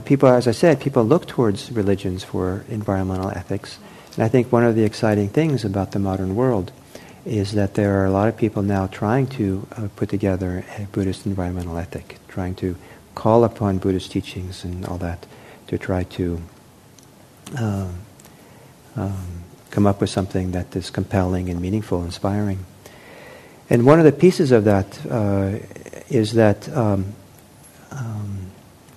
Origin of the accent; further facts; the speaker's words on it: Los Angeles, California, United States; I was growing up in Los Angeles in the late 1960s